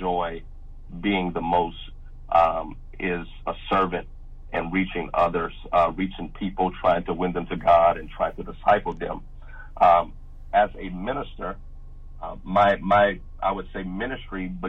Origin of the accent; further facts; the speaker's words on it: Louisiana, United States; I grew up in Louisiana all my life, born and raised here in Louisiana